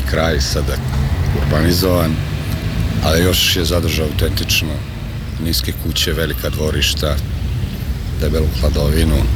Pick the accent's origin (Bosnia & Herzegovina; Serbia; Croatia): Serbia; Novi Sad, Vojvodina; Ja sam inače doktor tehničkih nauka, rođen sam ovde u jednom lepom kraju koji se zove Rotkvarija.